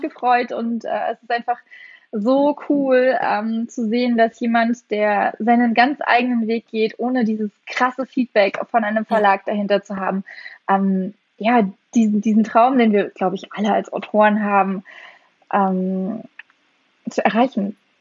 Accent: East Germany, Germany; also born or lived in West Berlin; now in Berlin, Germany; ich bin ja im Osten groß geworden

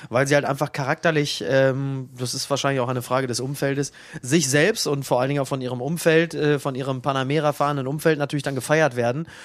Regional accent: Dortmund, North Rhine-Westphalia, Germany; für mich als Dortmunder Gladbach war immer ein unangenehmer Gegner

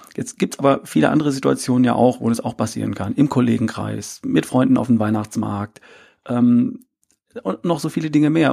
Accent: between Herford and Bielefeld, North Rhine-Westphalia, Germany; now in Ludwigsburg, Germany; ich bin aufgewachsen in Ostwestfalen, in, zwischen Herford und Bielefeld irgendwo

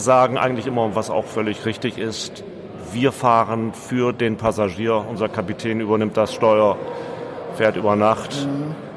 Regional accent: Bremen, Germany; ich komme aus Bremen

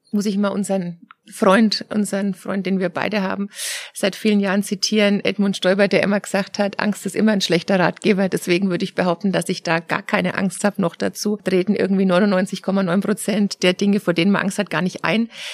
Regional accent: Germany; als Deutscher

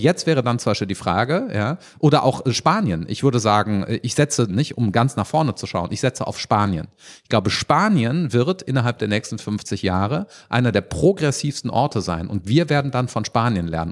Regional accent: Rhineland, Germany; als Rheinländer

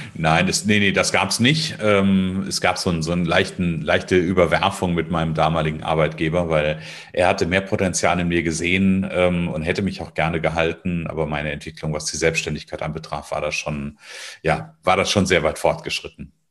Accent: Northern Hesse, Germany; Ich bin aufgewachsen in Nordhessen, also ich wohne ja auch heute immer noch in Nordhessen in der Nähe von Kassel

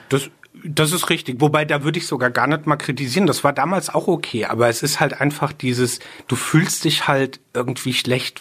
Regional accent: Rheinhessen, Rhineland-Palatinate, Germany; ich bin sehr ähm, rein Hessen verbunden. Da ist hier ist schon so auch meine Heimat

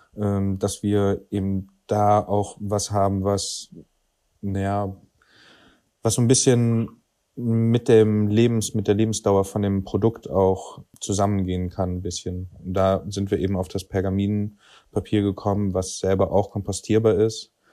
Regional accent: Cologne, North Rhine-Westphalia, Germany; wir sind aus Köln

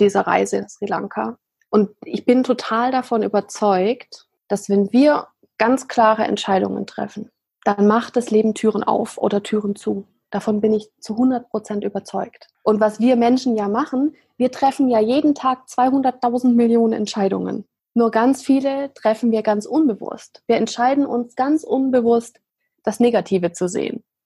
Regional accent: Swabia, Germany; ich bin im Schwabenland groß geworden

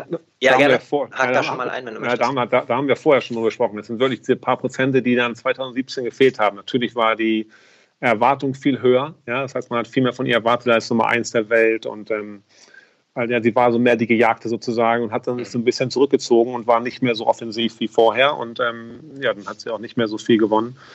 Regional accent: Hamburg, Germany; also ich komme aus Hamburg und du weißt, beim, beim, beim ähm, HSV ist auch so, dass der Trainer sehr oft wechselt.

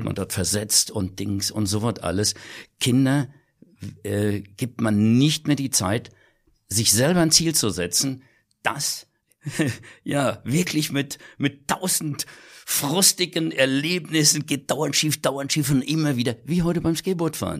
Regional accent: Kirchen, Rhineland-Palatinate, Germany; den Geburtsort, den ich auch liebe, das Kirchen an der Sieg.

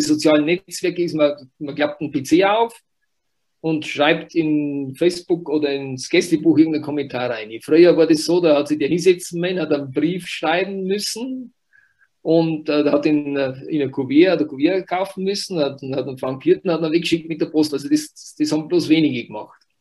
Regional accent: Wurz, Bavaria, Germany; ich bin im Wurz aufgewachsen, Wurz, äh, Gemeinde Büchersreuth, also ein kleines Dorf

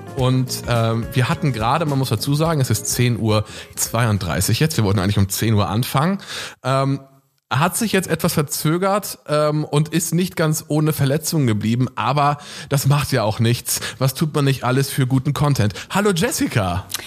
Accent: Northern Germany, Germany; ich komme aus dem Norden

